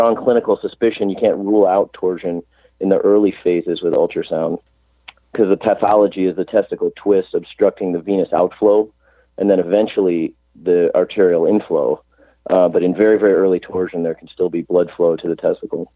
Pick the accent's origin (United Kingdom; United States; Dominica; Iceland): United States; Chicago, Illinois; moved away as an adult; also born or lived in St. Louis; now in Cleveland, United States; I grew up in Chicago, went to college in Chicago